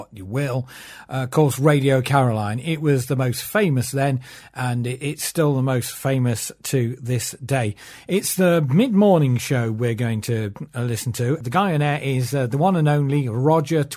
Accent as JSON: {"language": "English", "region": "East Midlands", "country": "United Kingdom", "said": "I come from the East Midlands"}